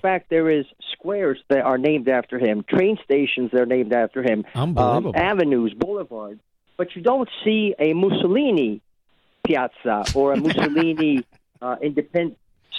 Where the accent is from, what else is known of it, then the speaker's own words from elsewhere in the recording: Italy; now in Rockford, United States; And I grew up in Italy